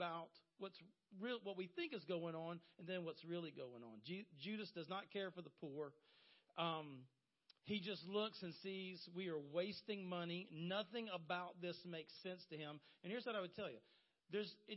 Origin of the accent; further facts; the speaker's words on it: Horry County, South Carolina, United States; I was raised in Horry County